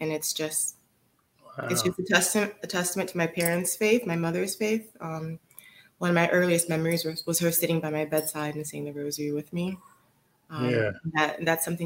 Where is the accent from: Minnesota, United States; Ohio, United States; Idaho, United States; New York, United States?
Ohio, United States; Cleveland; also born or lived in Nigeria; I grew up in Cleveland, which has a Cleveland Clinic